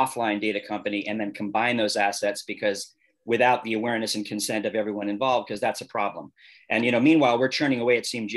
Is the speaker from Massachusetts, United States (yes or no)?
yes; Boston, Massachusetts, United States; moved away as an adult; also born or lived in Cincinnati, Ohio / Washington, District of Columbia, United States; I grew up in the Boston area.